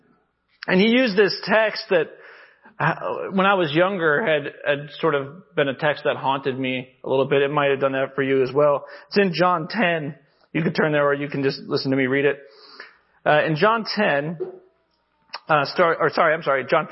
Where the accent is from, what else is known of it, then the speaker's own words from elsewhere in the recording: Arkansas, United States; I come from Arkansas